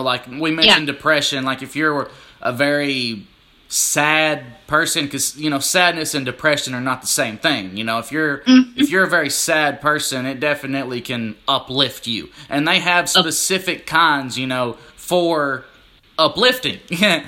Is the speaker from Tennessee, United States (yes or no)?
yes; Tennessee, United States; my hometown in Tennessee